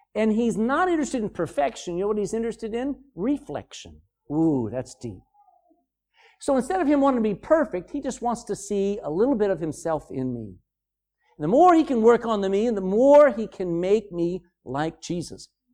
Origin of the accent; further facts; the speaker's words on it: United States; moved away as an adult; now in Ireland; I come from America there twenty-four years ago